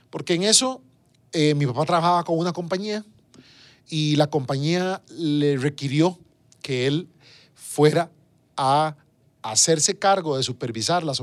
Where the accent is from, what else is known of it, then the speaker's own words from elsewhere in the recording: San José, Costa Rica; yo nací en el Hospital San Juan de Dios, o sea, más en el centro de San José